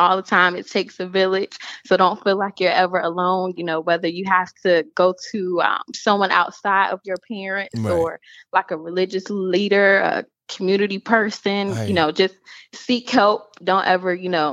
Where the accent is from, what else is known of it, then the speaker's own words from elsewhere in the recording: Norfolk, Virginia, United States; I live and was born and raised in Norfolk, Virginia